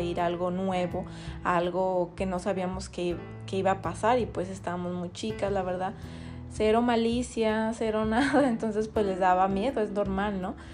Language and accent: Spanish; Buenavista de Cañedo, Jalisco, Mexico; somos de Buenavista de Cañedo, es un pueblo muy chiquito